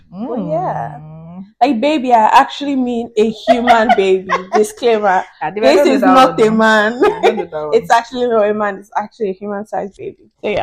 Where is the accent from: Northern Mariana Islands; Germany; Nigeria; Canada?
Nigeria; now in Dublin, Ireland; I'm Nigerian